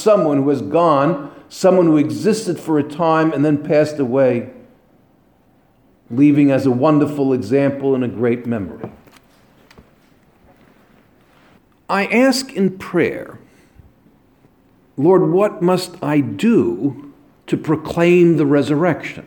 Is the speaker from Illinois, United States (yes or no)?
no; New York area, United States; I came from the New York area